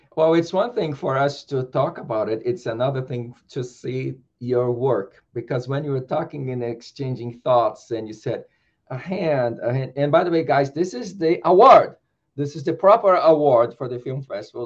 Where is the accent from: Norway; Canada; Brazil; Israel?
Brazil; I was born in Brazil